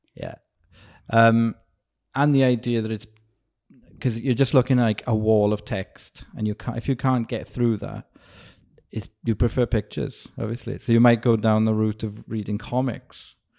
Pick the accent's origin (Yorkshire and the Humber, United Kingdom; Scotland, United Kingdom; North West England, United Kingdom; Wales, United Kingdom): Wales, United Kingdom; moved away; I grew up in Wales and it's next to England